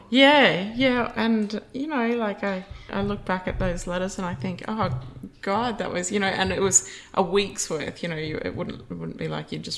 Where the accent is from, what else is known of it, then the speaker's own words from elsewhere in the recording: central Queensland, Australia; moved away as an adult; also born or lived in Taroom / Springsure; grew up in central Queensland. Um, Mum and dad had a property at Taroom when we were smaller kids, and then we moved back to mum's family town of Springsure. Um, so I grew up in the Central Highlands